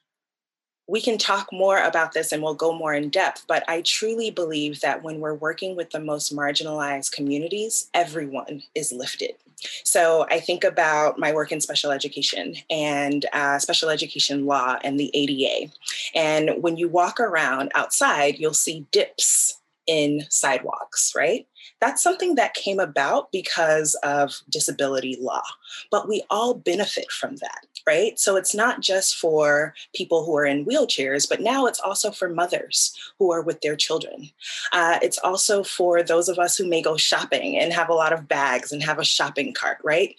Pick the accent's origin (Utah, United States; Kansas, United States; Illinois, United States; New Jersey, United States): New Jersey, United States; Newark; Born and raised in Newark, New Jersey